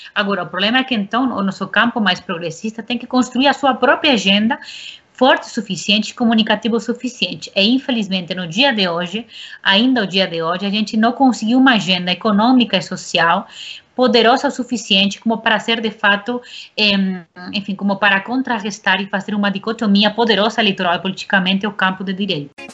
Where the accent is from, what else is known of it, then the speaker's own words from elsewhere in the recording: Spain; now in Brazil; eu sou espanhola, sempre tenho um pé na Espanha